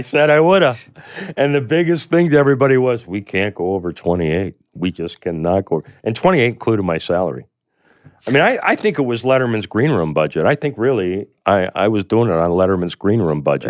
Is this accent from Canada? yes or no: yes; Canada; I come from Canada